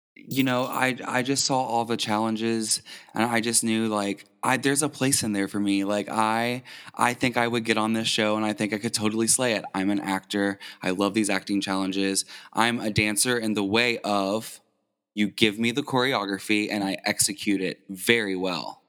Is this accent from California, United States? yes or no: no; New Albany, Indiana, United States; also born or lived in Louisville, Kentucky / Floyd Knobs, Indiana; I was born in Louisville. We moved to Indiana, New Albany when I was six years old, but I just say I'm from Louisville.